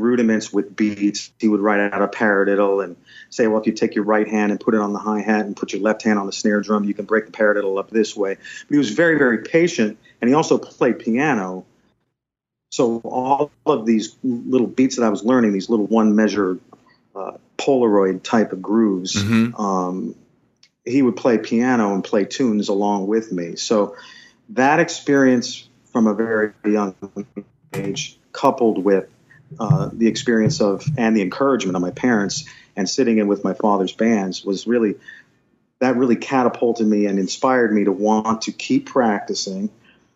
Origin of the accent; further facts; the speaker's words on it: Wilkes-Barre, Pennsylvania, United States; I stayed close by in my hometown and went to the local university, the local college. Wilkes College was the name of the school.